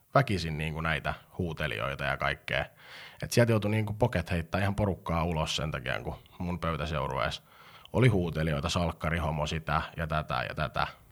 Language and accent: Finnish; Pori, Satakunta, Finland; synnyin ei Porissa, hyvämaineisessa Porissa